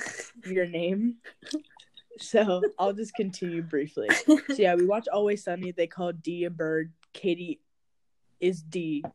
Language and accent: English; Hawaii, United States; growing up in Hawaii